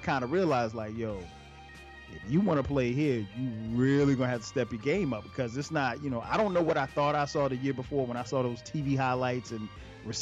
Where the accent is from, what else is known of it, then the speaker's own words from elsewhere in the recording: Florence, South Carolina, United States; I grew up in Florence, South Carolina